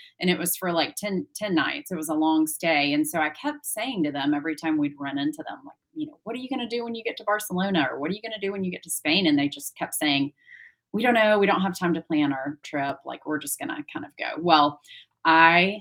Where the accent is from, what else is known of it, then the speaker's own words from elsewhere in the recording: St. Louis, Missouri, United States; I grew up in St. Louis, so pretty landlocked in the Midwest